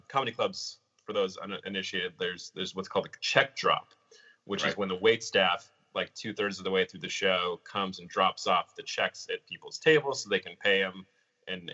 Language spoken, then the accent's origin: English; San Diego, California, United States; I'm also from San Diego